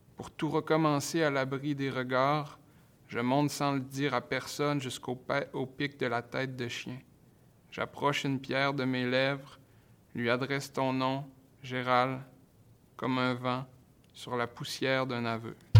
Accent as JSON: {"language": "French", "area": "Saguenay", "region": "Quebec", "country": "Canada", "tie": "born or raised there", "said": "le rapport aussi au territoire saguenéen, je viens du Saguenay"}